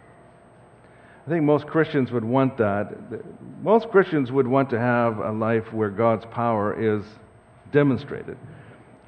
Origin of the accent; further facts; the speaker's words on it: Saskatoon, Saskatchewan, Canada; now in Langley, Canada; So my wife and I grew up in Saskatoon, and we have prairie roots